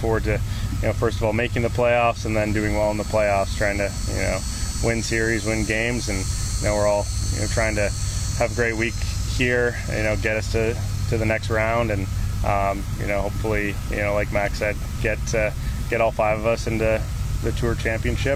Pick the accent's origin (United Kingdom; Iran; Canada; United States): Canada; being a Canadian